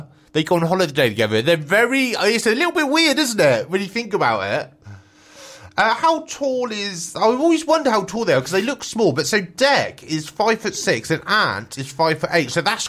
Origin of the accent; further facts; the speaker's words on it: Swindon, South West England, United Kingdom; I'm from Swindon, so it's not that far away.